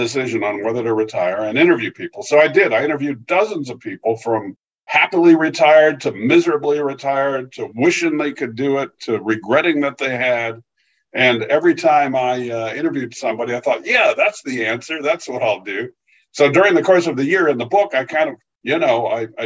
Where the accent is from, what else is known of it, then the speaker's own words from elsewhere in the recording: California, United States; moved away as an adult; also born or lived in Pennsylvania; I grew up in California, but made a move to the East Coast, worked at the Philadelphia Inquirer.